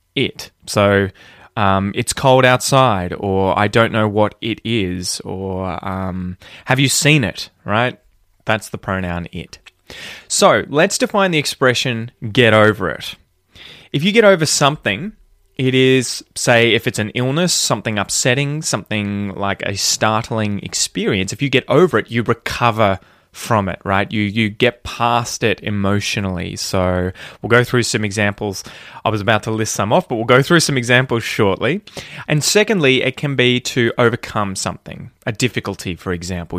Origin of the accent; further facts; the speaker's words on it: Australia; speak like a fair dinkum Aussie